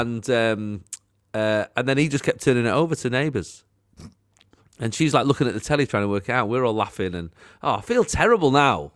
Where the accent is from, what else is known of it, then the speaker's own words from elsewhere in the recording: Manchester, North West England, United Kingdom; I sort of lived in an odd area, so I was like Wally Range, Moss Side, Cholton